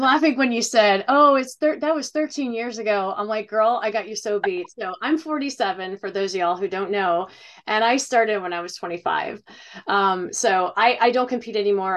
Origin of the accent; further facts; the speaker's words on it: Ohio, United States; I'm from Ohio